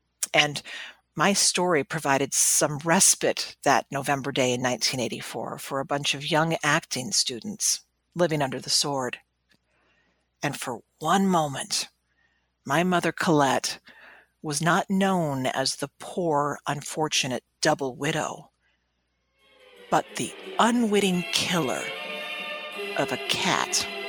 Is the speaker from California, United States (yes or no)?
no; Glynn County, Georgia, United States; In my hometown of Glenn County, abstinence classes start around the sixth grade and continue every year throughout high school